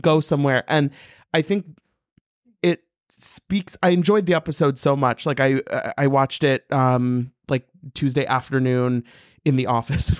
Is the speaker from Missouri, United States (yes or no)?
yes; Missouri, United States; I'm from Missouri.